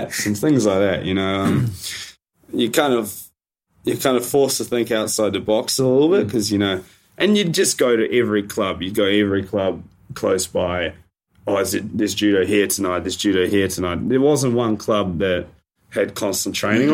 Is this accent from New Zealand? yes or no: yes; New Zealand; growing up in New Zealand